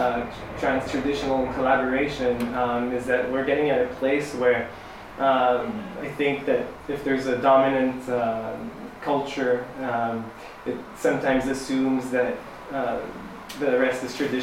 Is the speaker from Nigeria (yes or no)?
no; Senegal; So yeah, I'm from Senegal and I play the kora, but I do these like pop shows too.